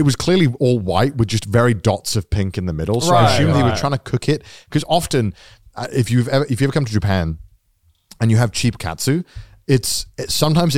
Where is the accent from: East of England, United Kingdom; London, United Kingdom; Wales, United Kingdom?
Wales, United Kingdom; Welsh; moved away; I'm Welsh